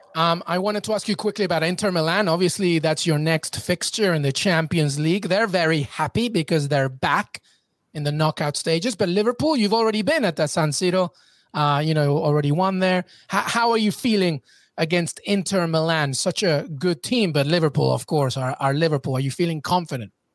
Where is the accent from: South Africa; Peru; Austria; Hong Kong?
Peru; I'm Peruvian, so I'm South American